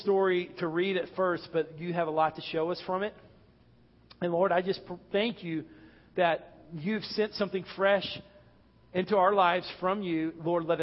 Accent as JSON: {"language": "English", "region": "North Texas", "country": "United States", "said": "I'm from Texas, North Texas, which is plains, very little hills"}